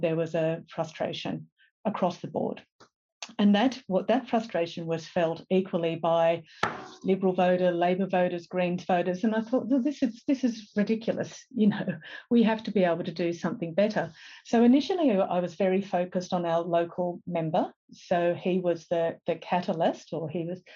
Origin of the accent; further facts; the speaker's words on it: Lilli Pilli, New South Wales, Australia; also born or lived in London; I grew up in Lillipilli